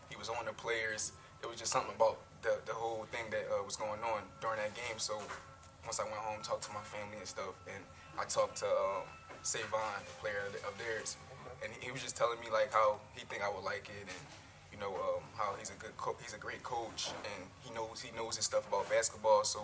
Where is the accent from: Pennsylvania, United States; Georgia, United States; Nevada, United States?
Pennsylvania, United States; Philadelphia; moved away as an adult; now in North Carolina, United States; I come from I'm from Philadelphia. Okay. Um, born and raised, um, my whole life that's uh, it's the only place I ever lived.